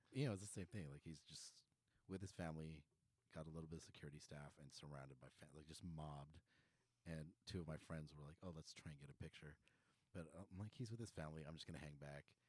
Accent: Philippines; I am Filipino.

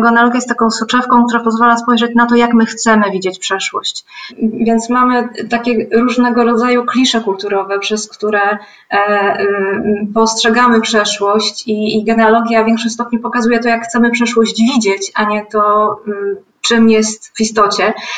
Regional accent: Gąsawa, Kuyavian-Pomeranian Voivodeship, Poland; moved away as an adult; also born or lived in Kraków; Jestem bardzo związana z miejscem, z którym pochodzę, zresztą z Pałucką Gąsawą w powiecie żnińskim

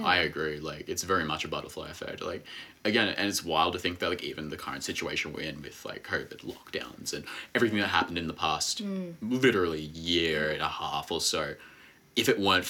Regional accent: Melbourne, Victoria, Australia; where I come from in the West. So a lot of us are connected through in the West.

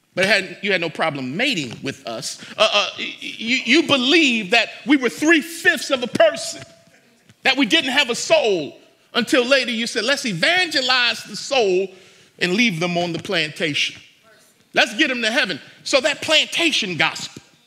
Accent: United States; I love being an American, but I am not always proud of being an American

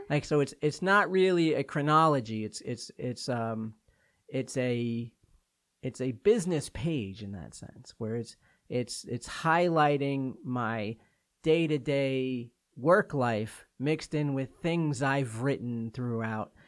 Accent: New York, United States; moved away; I'm from New York

